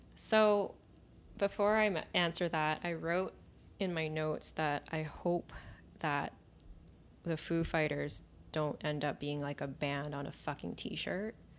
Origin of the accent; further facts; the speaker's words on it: Vancouver, British Columbia, Canada; I grew up in Vancouver